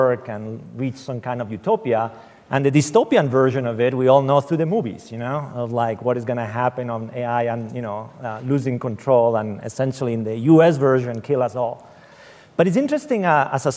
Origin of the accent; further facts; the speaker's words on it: Spain; moved away; I come in from Spain